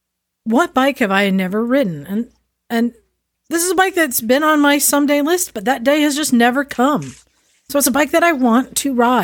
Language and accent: English; Oakland, California, United States; I grew up in Oakland.